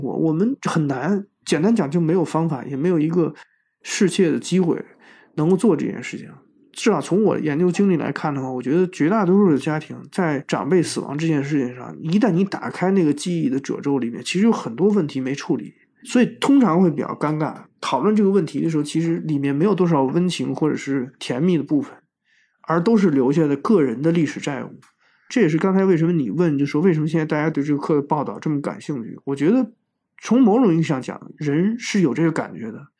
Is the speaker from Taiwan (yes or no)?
no; China; 我们中国人通常这样认为，就是说这不是你这个年龄应该思考的事情。